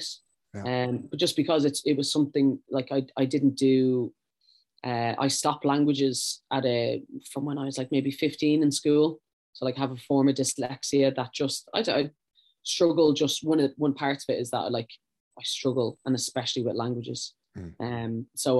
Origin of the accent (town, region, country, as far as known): Ireland; moved away as an adult; also born or lived in Sweden